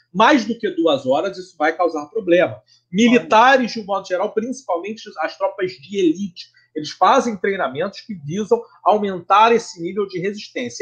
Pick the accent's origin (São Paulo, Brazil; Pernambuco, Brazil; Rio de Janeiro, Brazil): Rio de Janeiro, Brazil; como bom carioca